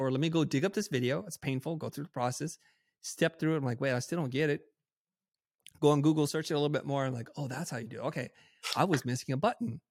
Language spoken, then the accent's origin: English; United States; growing up in America in the time then which I did